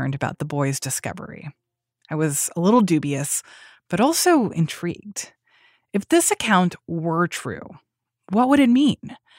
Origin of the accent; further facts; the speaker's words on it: United States; accent: American; Jamaicans were having a hard time understanding my American accent